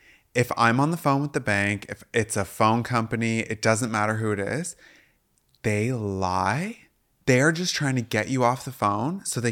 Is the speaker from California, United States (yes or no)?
no; Washington, United States; Yeah, I grew up in Washington State.